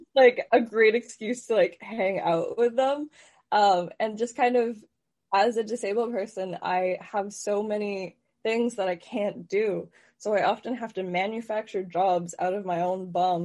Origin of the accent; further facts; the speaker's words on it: Guelph, Ontario, Canada; I'm from Guelph